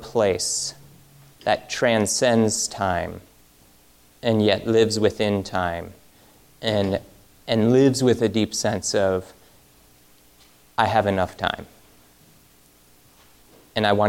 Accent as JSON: {"language": "English", "region": "Michigan", "country": "United States", "moved": "yes", "said": "I'm from Michigan"}